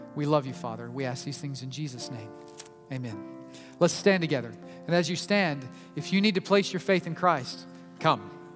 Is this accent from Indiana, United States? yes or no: no; Oklahoma City, Oklahoma, United States; I was born in Oklahoma City, in the state of Oklahoma, in the nation of the United States